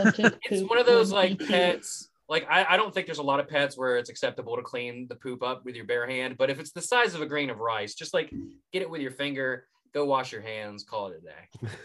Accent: West Virginia, United States; accent: West Virginia; That's my West Virginia accent rolling through.

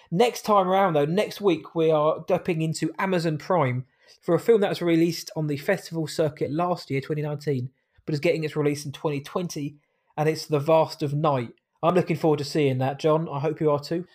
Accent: England, United Kingdom; I'm an English man

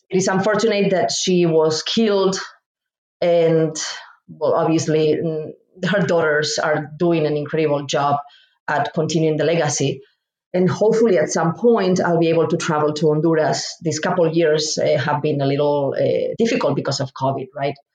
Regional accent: Spain; moved away as an adult; now in Indianapolis, United States; I'm originally from Spain and moved to the United States to pursue grad st- studies

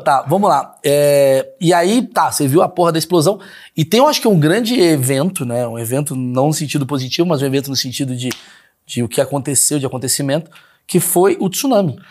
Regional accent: Brazil; sendo brasileiro

